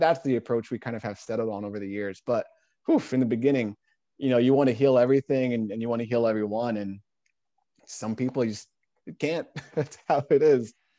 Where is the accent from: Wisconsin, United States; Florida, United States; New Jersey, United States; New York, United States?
New Jersey, United States; moved away as an adult; now in Portland, United States; originally from New Jersey, I mentioned, uh, here in Portland.